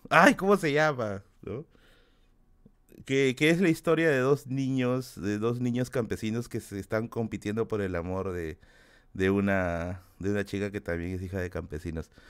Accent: Tacna, Peru; now in Lima, Peru; yo soy de Tacna

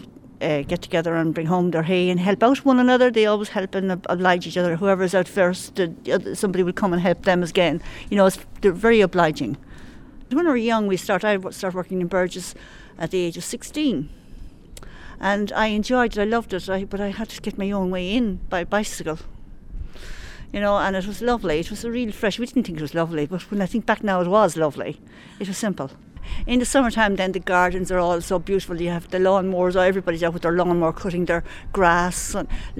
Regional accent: Clonown, County Roscommon, Ireland; I'm always very proud to say I'm from Clonown, always.

